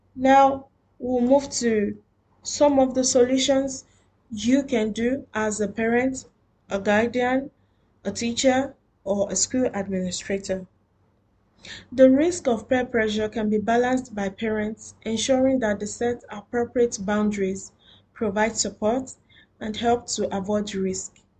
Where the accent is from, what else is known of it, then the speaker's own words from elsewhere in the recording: Nigeria; now in Doha, Qatar; I am a Nigerian living in Doha, Qatar.